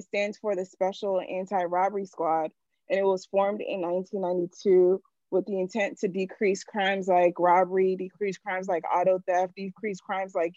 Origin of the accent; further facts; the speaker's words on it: United States; also born or lived in Nigeria; My family obviously is from Nigeria. I was born in America.